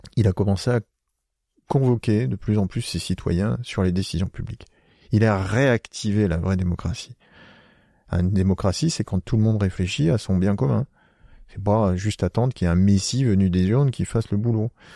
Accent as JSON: {"language": "French", "area": "Picardy", "region": "Hauts-de-France", "country": "France", "tie": "born or raised there", "moved": "yes", "said": "moi, je suis originaire de Picardie et pas loin, il y a euh, pas loin de là où j'habitais, il y a le famistère de Guise"}